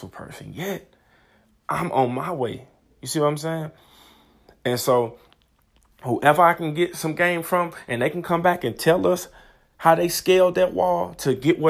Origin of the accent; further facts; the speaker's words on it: St. Louis, Missouri, United States; I'm from St. Louis, Missouri, 26 years old